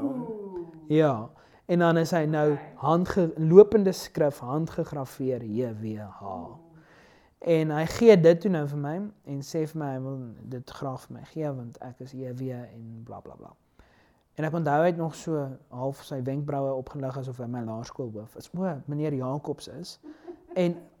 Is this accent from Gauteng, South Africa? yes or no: yes; Pretoria, Gauteng, South Africa; ek's van Pretoria